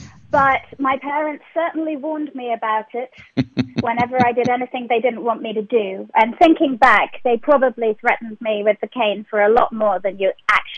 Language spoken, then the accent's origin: English; London, United Kingdom; I'm from West London. I'm from the nice part.